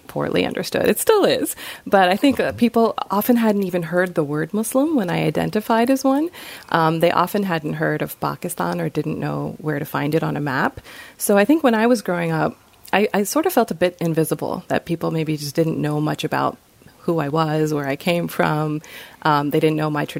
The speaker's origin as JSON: {"language": "English", "town": "Rockville", "region": "Maryland", "country": "United States", "tie": "born or raised there", "also_born_or_lived": "Bethesda, Maryland", "said": "I'm a local girl, so I grew up in Rockville. I was born in Bethesda at Suburban Hospital, and I've lived here ever since"}